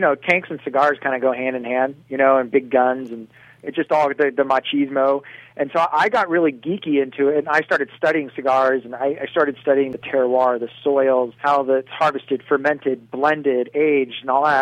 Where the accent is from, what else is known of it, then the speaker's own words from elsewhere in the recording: Sacramento, California, United States; I'm from Sacramento, California.